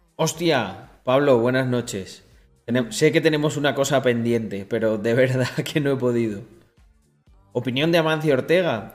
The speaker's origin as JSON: {"language": "Spanish", "country": "Spain"}